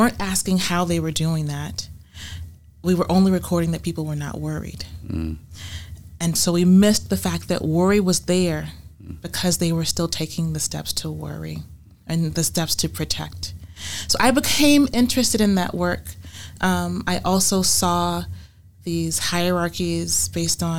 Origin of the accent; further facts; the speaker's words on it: Savannah, Georgia, United States; also born or lived in Hilton Head, South Carolina / Beaufort, South Carolina; I was born and raised in Savannah, Georgia, in the Lowcountry that extends through the Lowcountry of South Carolina.